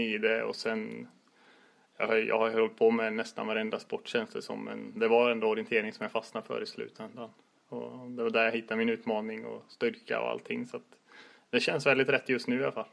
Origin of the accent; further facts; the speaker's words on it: Västergötland, outside Borås, Västra Götaland, Sweden; also born or lived in Lidingö; now in Gothenburg, Sweden; jag kommer ner från Västergötland och utanför Borås från början